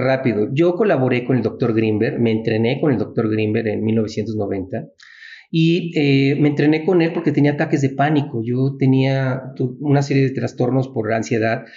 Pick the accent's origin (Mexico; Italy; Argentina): Mexico; así somos los mexicanos